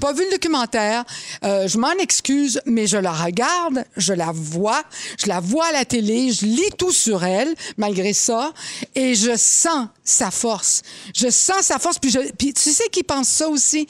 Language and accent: French; Laval, Quebec, Canada; j'ai été élevée à Laval